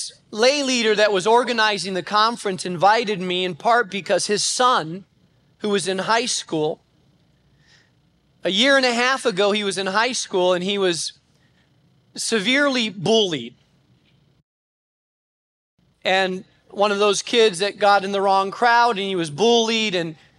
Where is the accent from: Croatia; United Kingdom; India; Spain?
Spain; When I grew up in Spain, Spain was an extremely difficult place to plant a church.